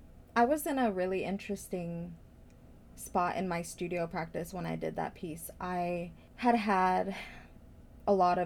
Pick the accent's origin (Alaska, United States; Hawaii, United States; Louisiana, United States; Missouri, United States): Missouri, United States; Blue Springs; growing up Latina, Midwest, you know, immigrant in a very white area. I grew up in Blue Springs